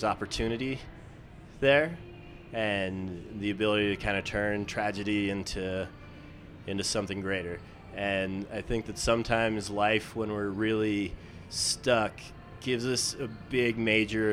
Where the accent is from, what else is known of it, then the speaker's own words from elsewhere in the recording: Wyoming, United States; now in Dallas, United States; I'm from Wyoming.